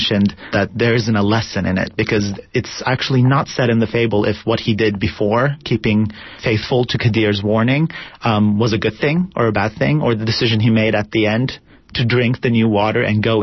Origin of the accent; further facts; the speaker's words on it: Turkey; moved away as an adult; now in United States; I was born and raised in Turkey, but I moved here about 10, 11 years ago.